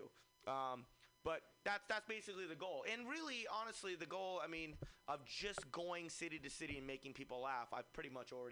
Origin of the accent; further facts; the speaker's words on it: Fremont, California, United States; I'm from Fremont